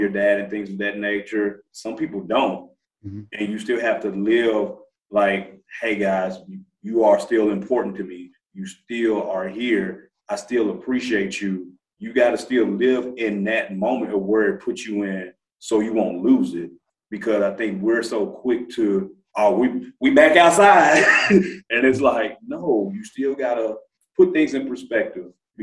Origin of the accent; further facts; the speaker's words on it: Memphis, Tennessee, United States; I'm from Memphis